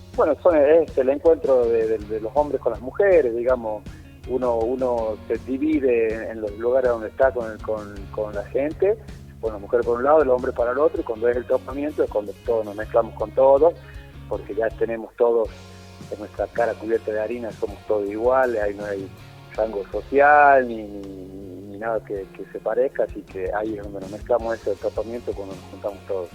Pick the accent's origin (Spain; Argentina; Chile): Argentina; La Rioja; Yo soy de Capital, sí, sí, yo soy de Capital